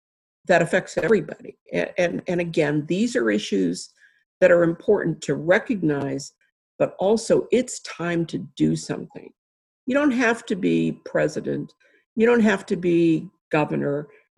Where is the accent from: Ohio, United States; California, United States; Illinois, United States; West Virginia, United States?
West Virginia, United States; now in Buffalo, United States; I grew up in West Virginia